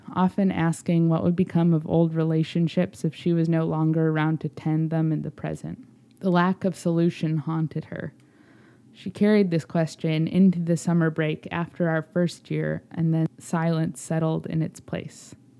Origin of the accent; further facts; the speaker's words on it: Chicago, Illinois, United States; I was a happy vagrant in my hometown